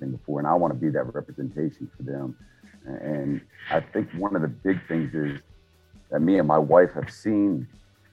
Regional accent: Keyser, West Virginia, United States; where I was born and raised in Kaiser, West Virginia. It's a small town in West Virginia, about 5,000 people.

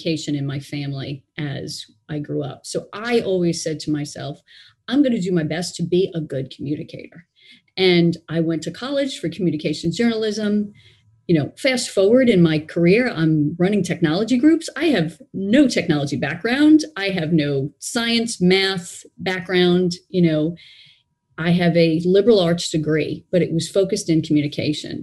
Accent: New York City, New York, United States; So I grew up in Brooklyn, New York

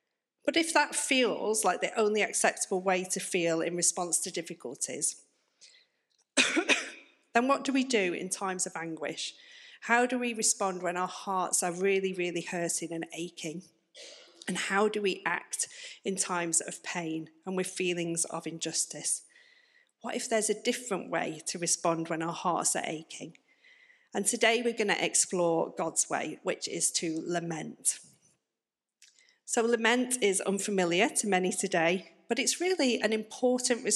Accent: the north of England, United Kingdom; moved away as an adult; now in Plymouth, United Kingdom; as you may be able to tell from my accent, I'm not from round here. I'm actually from up north

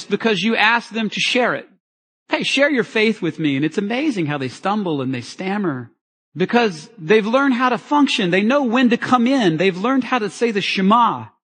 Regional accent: United States; I'm an American

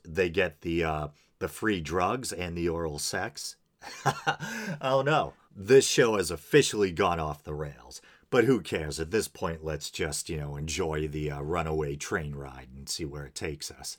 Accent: New England, United States; accent: New England; my New England accent

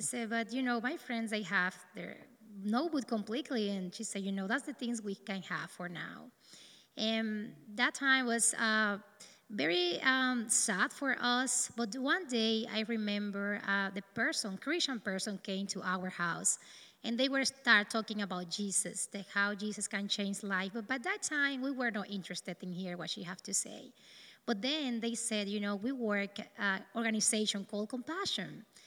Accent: east of the country, Dominican Republic; English is a second language; also born or lived in north of the Dominican Republic; I'm from the Dominican Republic. I born in the north of the country, but due to the lack of jobs and work for my parents, we moved to the east

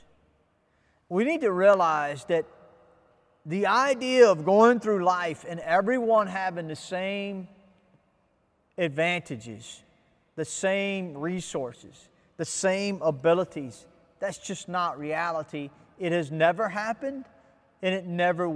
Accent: United States; now in Ghana; I'm an American

